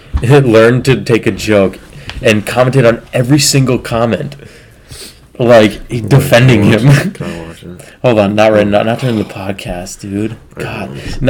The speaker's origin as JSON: {"language": "English", "town": "Marshall", "country": "United States", "tie": "born or raised there", "said": "We're both from Marshall."}